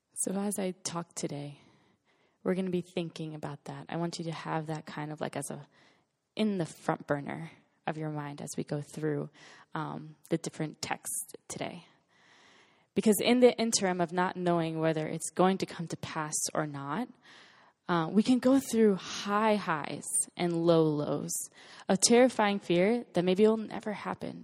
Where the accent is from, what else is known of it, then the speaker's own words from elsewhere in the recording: West Palm Beach, Florida, United States; moved away as an adult; now in Los Angeles, United States; I'm from West Palm Beach, Florida. And, um, grew up there for eighteen years of my, actually twenty-three years of my life